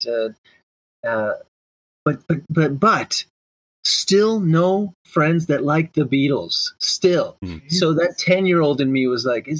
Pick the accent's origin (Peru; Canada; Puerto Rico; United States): Canada; Brampton, Ontario; I was from Brampton